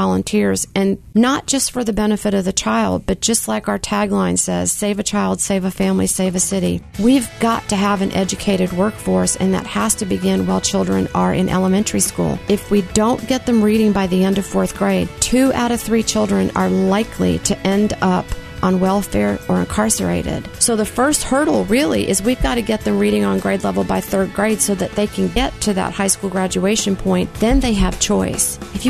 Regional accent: Jackson, Mississippi, United States; also born or lived in Canada / New Jersey / New York / New Orleans; I was born in Canada, left Canada when I was 5, and went from Canada to New Jersey, New Jersey to upstate New York, New York to New Orleans. The culture shock was New Orleans to Jackson, Mississippi.

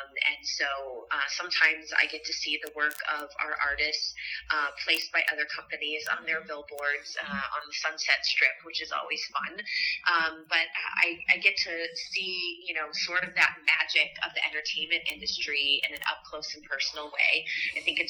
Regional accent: Midwest, United States; now in West Hollywood, United States; I grew up in the Midwest, and now the pleasure of calling West Hollywood home

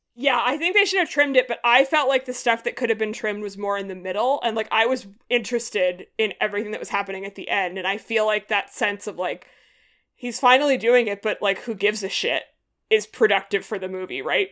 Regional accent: Massachusetts, United States; I'm from Massachusetts

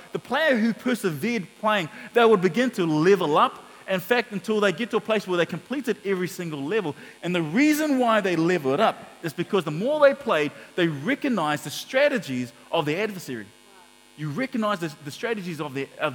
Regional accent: Auckland, New Zealand; we grew up in Mangere, and so we went to the local town centre, Mangere Town Centre

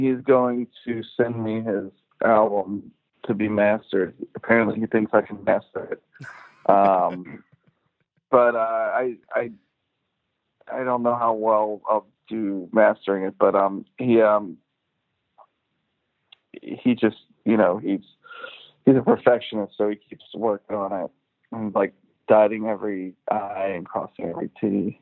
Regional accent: Philadelphia, Pennsylvania, United States; moved away as an adult; also born or lived in Willow Grove, Pennsylvania; now in Brooklyn, United States; I grew up in Philadelphia, Northeast Philly, like around the Roosevelt Mall, Cobham, Castor area.

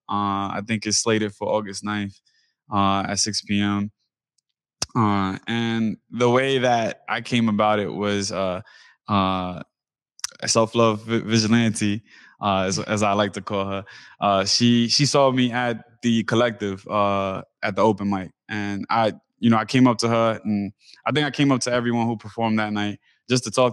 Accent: New York City, New York, United States; moved away as an adult; now in Seattle, United States; I come from East New York, Brooklyn, which is predominantly Black and Hispanic, Caribbean

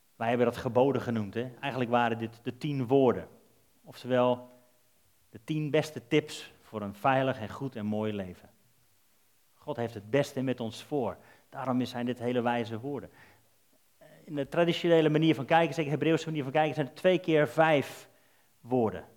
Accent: Netherlands; Wij zijn Nederlanders

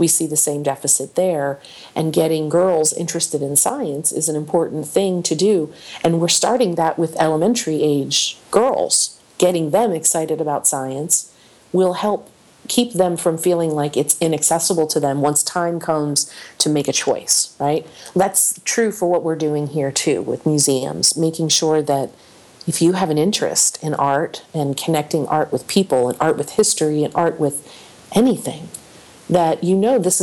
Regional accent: Delaware Valley, United States; I grew up in the Delaware Valley

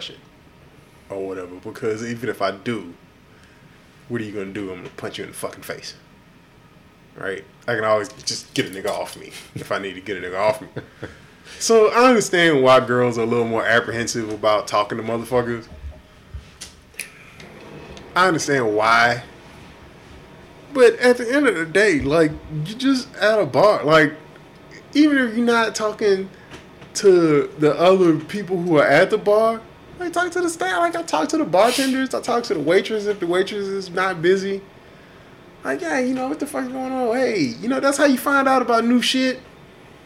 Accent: Houston, Texas, United States; now in Austin, United States; I'm from Houston

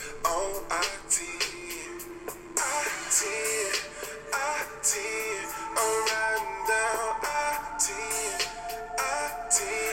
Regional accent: Smithville, Texas, United States; moved away; also born or lived in San Antonio, Texas; I'm from Smithville, Texas, home of ….

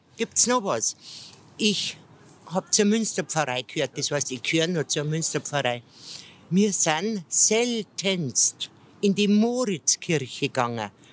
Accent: Ingolstadt, Bavaria, Germany; Ingolstadt ist meine Heimatstadt

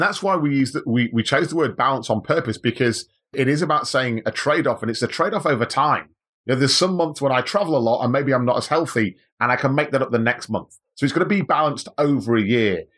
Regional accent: Manchester, North West England, United Kingdom; moved away as an adult; now in Australia; Manchester originally. So I'm a, I'm a English guy, born and bred, came to Australia in two thousand and three

